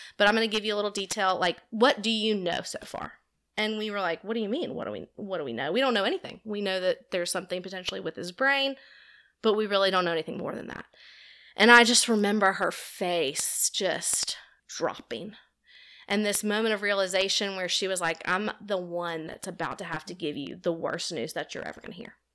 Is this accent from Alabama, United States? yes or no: yes; Homewood, Alabama, United States; also born or lived in Auburn, Alabama; I grew up here in Homewood, went to Homewood High School